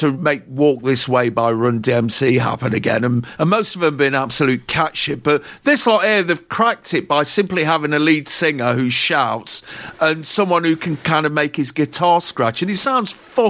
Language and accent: English; United Kingdom